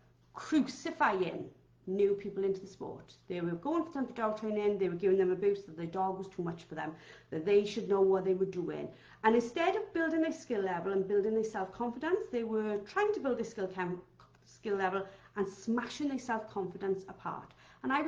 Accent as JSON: {"language": "English", "region": "Wales", "country": "United Kingdom", "said": "I'm Welsh"}